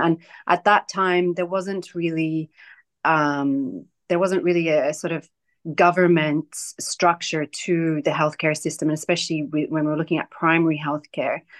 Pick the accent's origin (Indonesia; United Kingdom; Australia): Australia; moved away as an adult; also born or lived in Hebron, West Bank (family origin) / Palestine; I'm Palestinian, but I grew up in Australia